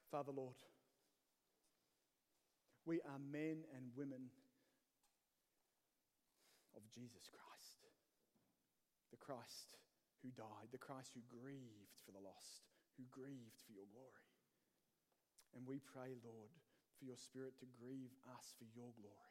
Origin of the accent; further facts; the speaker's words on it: Australia; moved away as an adult; now in Northern Ireland, United Kingdom; as an Aussie